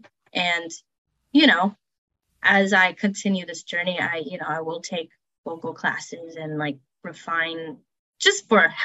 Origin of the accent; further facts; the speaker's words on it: Chicago, Illinois, United States; Yeah, I would say Lollapalooza, just because I'm from Chicago, like that's my home city because of art school.